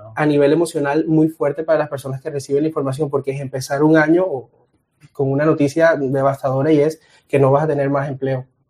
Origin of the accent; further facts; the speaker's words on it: Colombia; Soy de Colombia